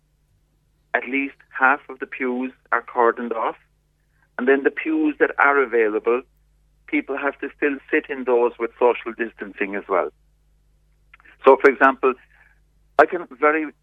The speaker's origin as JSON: {"language": "English", "country": "Ireland"}